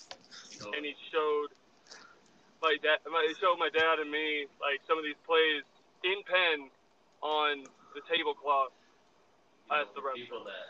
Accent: a small town south of Madison, Wisconsin, United States; moved away as an adult; also born or lived in Des Moines, Iowa; So I grew up in a pretty small town south of Madison, Wisconsin.

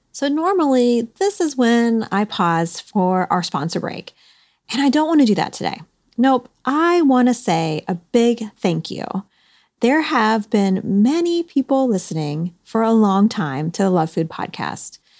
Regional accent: Ohio, United States; I'm from Ohio myself

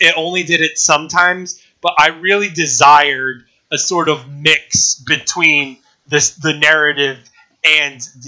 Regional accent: United States; I'm American.

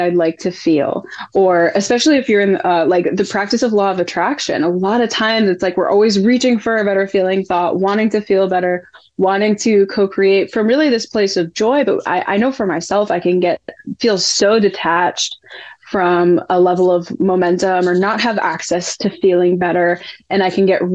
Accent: New England, United States; I'm from New England.

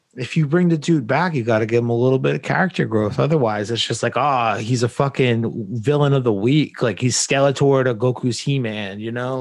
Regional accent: New England, United States; I grew up in New England

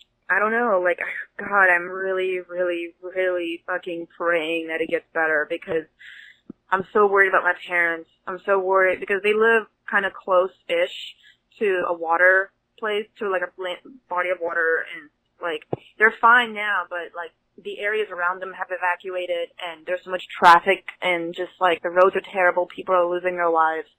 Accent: Houston, Texas, United States; moved away as an adult; now in New Hampshire, United States; I'm from Houston, Houston, Texas. I moved to New Hampshire about 2 weeks ago

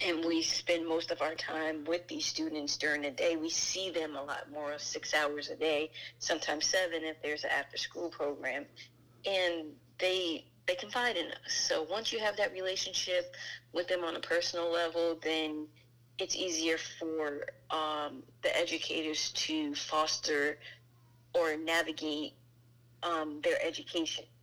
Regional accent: New Jersey, United States; now in Maryland, United States; born and raised in New Jersey. I reside in Maryland now.

